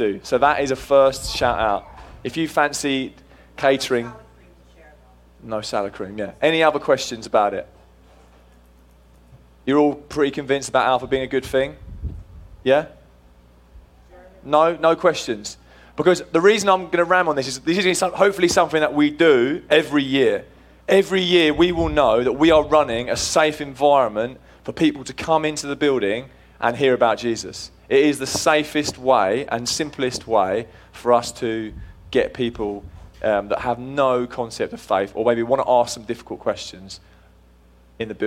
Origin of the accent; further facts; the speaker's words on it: England, United Kingdom; moved away as an adult; now in United States; I am actually English